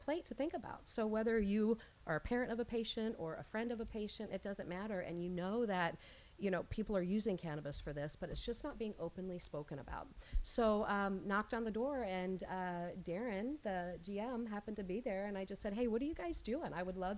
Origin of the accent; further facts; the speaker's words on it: Georgia, United States; I grew up in Georgia